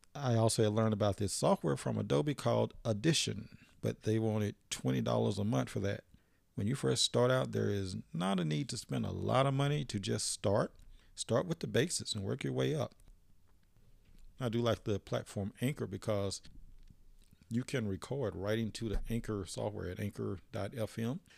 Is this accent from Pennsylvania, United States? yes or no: no; Philadelphia, Mississippi, United States; also born or lived in Leake County, Mississippi; my hometown was Philadelphia, Mississippi